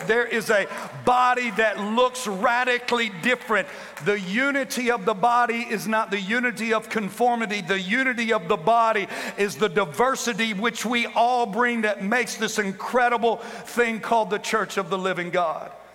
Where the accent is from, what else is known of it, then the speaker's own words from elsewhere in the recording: the Bible Belt, United States; I'm from the Bible Belt